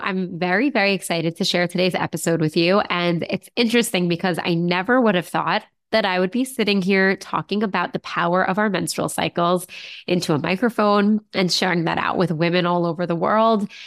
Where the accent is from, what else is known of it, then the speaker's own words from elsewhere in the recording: United States; I'm from the United States